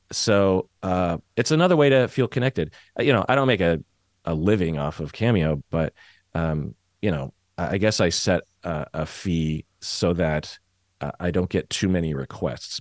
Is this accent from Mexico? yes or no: no; Seattle, Washington, United States; I'm from Seattle